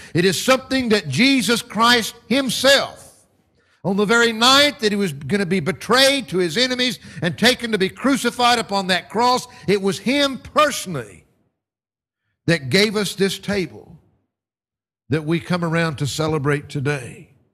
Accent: United States; moved away; back in my home country

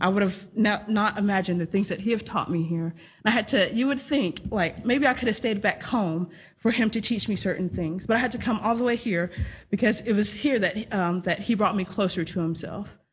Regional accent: Texas, United States; moved away; I'm from Texas, uh, born and raised there in the United States

